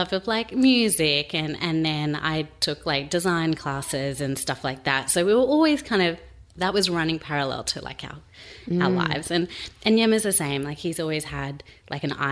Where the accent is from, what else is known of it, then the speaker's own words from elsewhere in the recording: Sydney, New South Wales, Australia; now in Melbourne, Australia; we're from Sydney originally